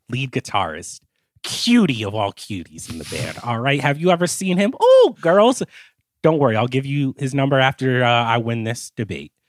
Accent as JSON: {"language": "English", "region": "New Jersey", "country": "United States", "tie": "born or raised there", "said": "As a little black boy growing up in Jersey"}